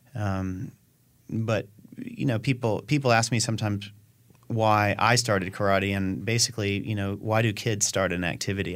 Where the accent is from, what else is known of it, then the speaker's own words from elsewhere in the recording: Chapel Hill, North Carolina, United States; also born or lived in Davidson, North Carolina; I'm from Chapel Hill, uh, and uh, I'm actually kind of from Davidson, North Carolina, and Chapel Hill because I had a parent in each one of those communities when I was when I was a child